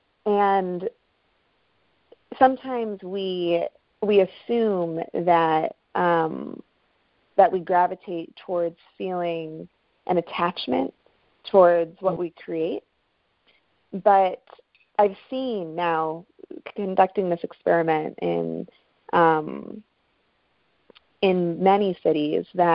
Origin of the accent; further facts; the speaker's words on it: Buffalo, New York, United States; my hometown, actually Buffalo